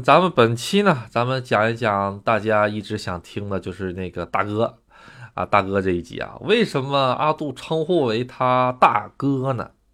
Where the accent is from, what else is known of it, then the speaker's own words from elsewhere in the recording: China; now in Japan; 我是中国人